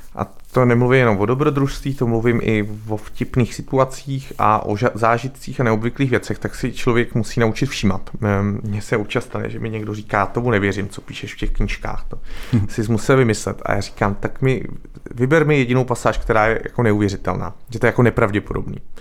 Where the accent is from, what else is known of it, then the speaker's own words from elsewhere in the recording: České Budějovice, South Bohemian Region, Czechia; now in Prague, Czechia; vyrost jsem v nej, nejméně hustě zalidněném kraji v Česku